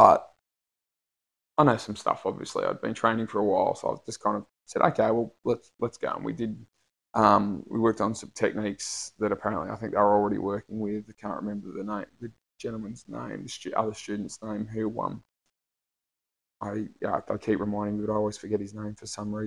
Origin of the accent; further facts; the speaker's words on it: Australia; I'm from Australia.